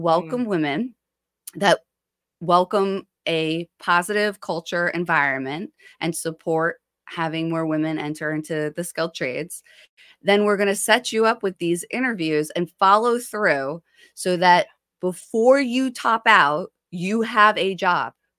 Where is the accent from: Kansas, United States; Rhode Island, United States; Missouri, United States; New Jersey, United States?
New Jersey, United States; Ocean Township; also born or lived in Haledon/Paterson area, New Jersey; I grew up in Ocean Township